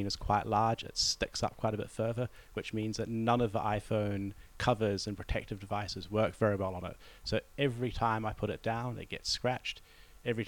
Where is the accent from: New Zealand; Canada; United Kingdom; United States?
New Zealand; moved away; as a New Zealander